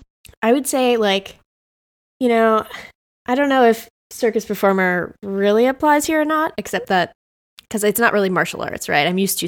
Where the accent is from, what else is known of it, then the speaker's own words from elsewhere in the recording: Chicago, Illinois, United States; I'm from Chicago. This car does handle well in the snow.